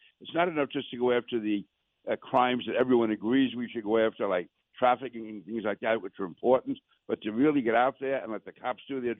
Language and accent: English; New York City, New York, United States; I grew up in Queens, grew up in Sunnyside, Queens. My father was a cop. I lived the 108th Precinct, later the 105.